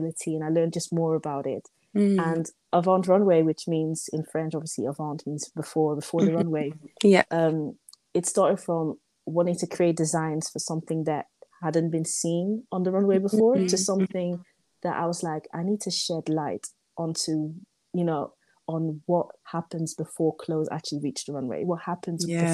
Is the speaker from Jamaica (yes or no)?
no; Netherlands; I was born in the Netherlands, for example, so I was born in the West